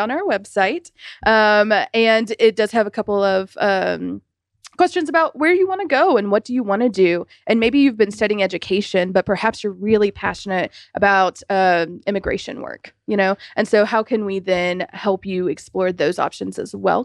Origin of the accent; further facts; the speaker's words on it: South Carolina, United States; I'm from South Carolina. I'm from sort of a very rural part